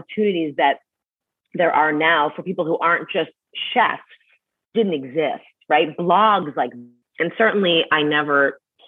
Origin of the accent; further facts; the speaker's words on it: Canada; moved away; I'm from Canada